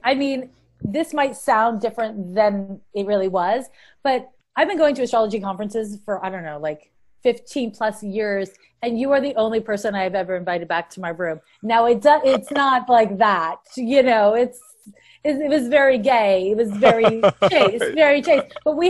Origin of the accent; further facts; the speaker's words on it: Montreal, Quebec, Canada; moved away as an adult; now in San Francisco, United States; I've been in the San Francisco, Oakland Bay Area since 1994, by way of Montreal, Quebec. I'm Canadian. And I moved to San Francisco in 94 to be an astrologer.